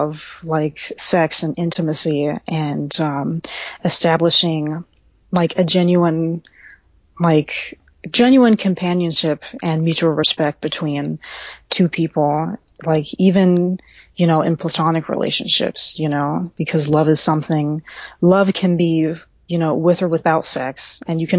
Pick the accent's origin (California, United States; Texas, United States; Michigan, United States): Texas, United States; Central; I'm originally from Central Texas